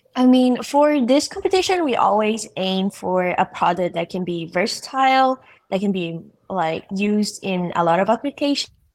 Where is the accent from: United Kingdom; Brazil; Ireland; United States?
Brazil; moved away as an adult; I'm an international student from Brazil